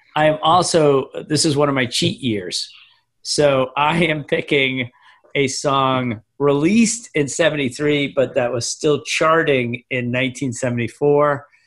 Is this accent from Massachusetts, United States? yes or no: yes; Scituate, Massachusetts, United States; I grew up in the most Irish town in America